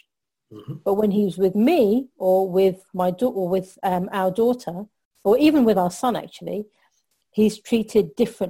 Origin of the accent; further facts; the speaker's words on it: London, United Kingdom; I'm Pakistani heritage, even though born and bred in London